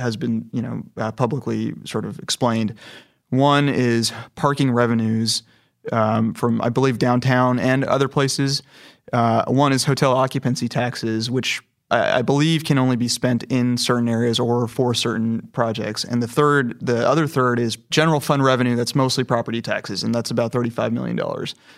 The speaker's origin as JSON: {"language": "English", "region": "California", "country": "United States", "moved": "as an adult", "lives_now": "Houston, United States", "said": "I'm from California, and I came to Houston about four years ago"}